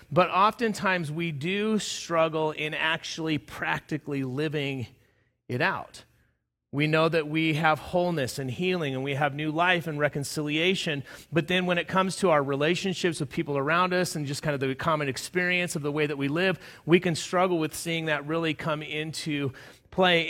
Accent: Southern California, United States; moved away as an adult; also born or lived in Palm Springs, California / Lyons, Colorado; now in Colorado, United States; I grew up in Southern California

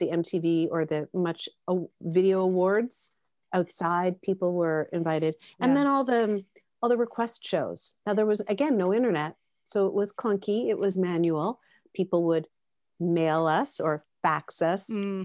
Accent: Canada; we're Canadian

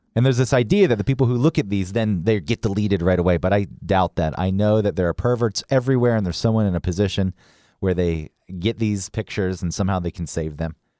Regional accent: Atlanta, Georgia, United States; you and I grew up in Atlanta

